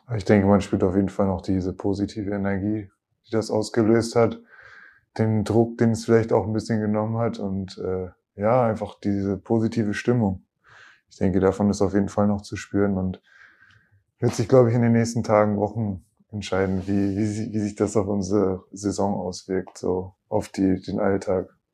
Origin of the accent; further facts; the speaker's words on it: Oldenburg, Lower Saxony, Germany; moved away; gerade in Oldenburg, dann in meiner Heimat und auch da, wo ich ja klar auch angefangen habe, Basketball zu spielen